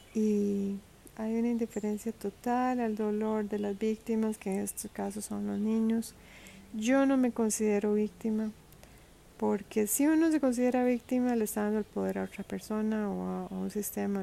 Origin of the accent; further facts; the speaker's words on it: Costa Rica; moved away; Costa Rica, que es un país donde yo nací